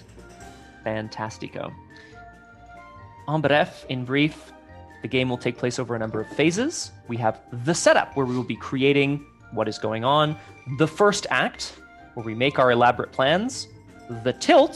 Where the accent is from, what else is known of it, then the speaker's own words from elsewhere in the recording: Ottawa, Ontario, Canada; I also grew up in a part of Ottawa